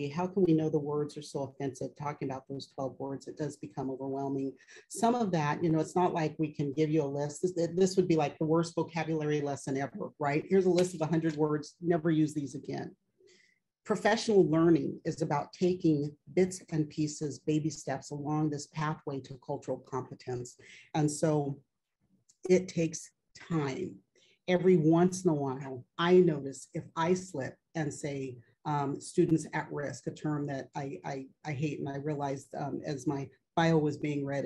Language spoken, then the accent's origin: English; California, United States; moved away as an adult; I don't live in California anymore